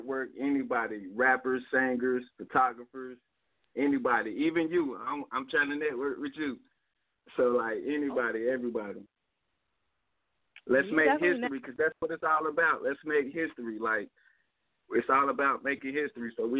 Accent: United States; I'm from Carolina

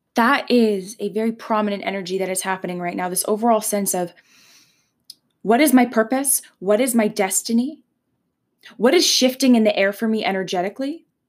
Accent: Leamington, Ontario, Canada; I was born in Leamington, Ontario

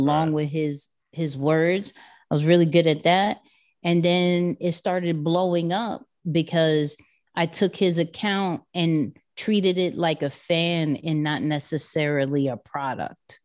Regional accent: New York City, New York, United States; I'm a kid from Queens, um, born and raised there.

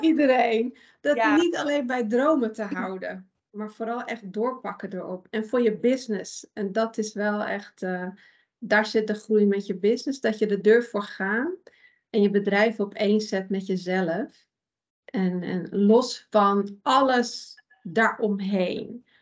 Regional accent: Iran; now in Netherlands; ik kom uit Iran. Daar ben ik ook geboren

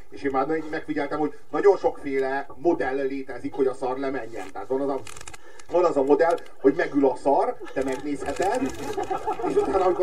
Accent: Hungary; Magyar vagyok, nem turista.

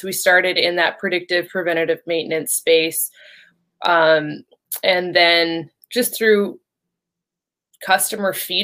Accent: Canada; moved away as an adult; also born or lived in Shanghai; now in Houston, United States; I'm from Canada, so my energy experience came from Canada

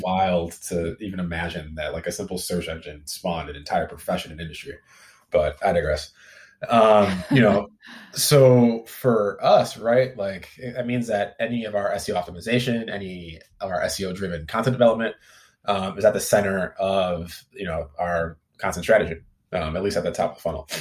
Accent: Midwest, United States; now in Silicon Valley, United States; I'm originally from the Midwest

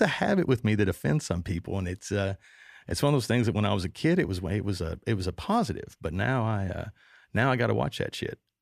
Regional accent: Kentucky, United States; moved away; My home state

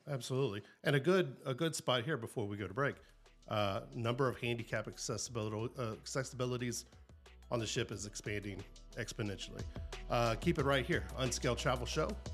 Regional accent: the South, United States; I'm from South

